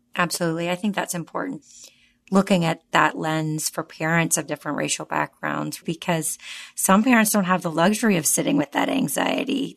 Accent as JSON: {"language": "English", "region": "the South", "country": "United States", "tie": "born or raised there", "said": "I was raised in the South and went to public schools"}